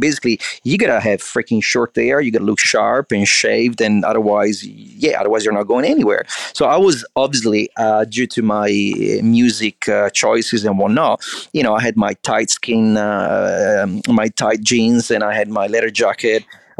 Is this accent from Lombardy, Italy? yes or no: yes; Milan, Lombardy, Italy; I'm from Milan, Italy, and I don't need to tell you the weather in winter